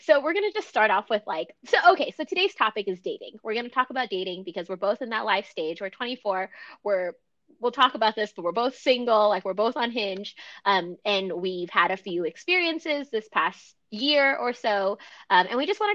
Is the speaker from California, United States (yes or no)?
yes; Southern California, United States; moved away as an adult; also born or lived in Davis; now in Seattle, United States; I'm also from Southern California